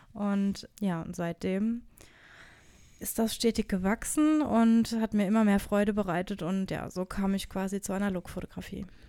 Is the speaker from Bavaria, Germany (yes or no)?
no; Odenwald, Hesse, Germany; bei uns im Odenwald, wo ich herkomme